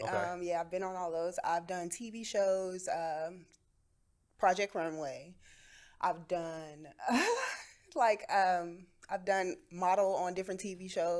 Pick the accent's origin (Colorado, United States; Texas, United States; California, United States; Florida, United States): Texas, United States; Houston; moved away as an adult; also born or lived in Asheville, Tennessee; now in New York, United States; I was born in Asheville, Tennessee, moved to Houston in the middle of the third grade, and I've been working as a model the last 12 years in New York.